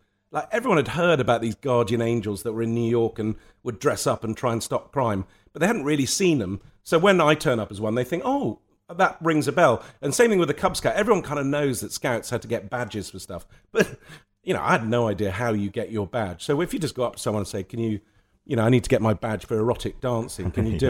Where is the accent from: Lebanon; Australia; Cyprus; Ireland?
Lebanon; And that came from growing up in Lebanon and from going to boarding school where you were told what size your tie had to be.